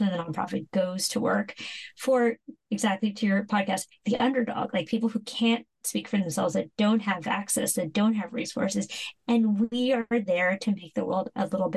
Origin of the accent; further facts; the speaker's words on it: San Francisco, California, United States; when you're a little Asian kid growing up in San Francisco, you know, I grew up in the 80s and 90s